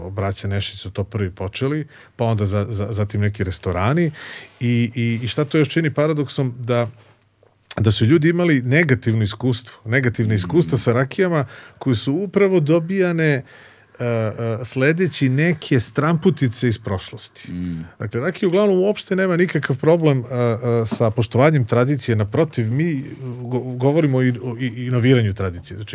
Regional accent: Kraljevo, Šumadija and Western Serbia, Serbia; moved away as an adult; also born or lived in Belgrade; rođen sam u Kraljevu, tamo sam završio osnovnu školu i gimnaziju

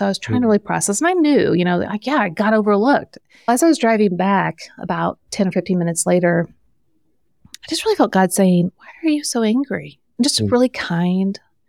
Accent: Midwest, United States; I'm from the Midwest, so I say soda or pop.

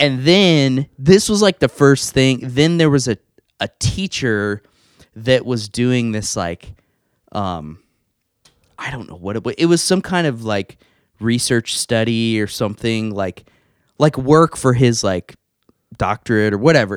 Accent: Evansville, Indiana, United States; I am from Evansville, um, grew up here, went to school here

